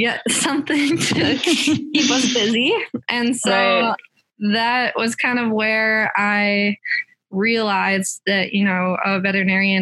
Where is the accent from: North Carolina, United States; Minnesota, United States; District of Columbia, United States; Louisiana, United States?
Minnesota, United States; I grew up in Minnesota, a small town just west of the Twin Cities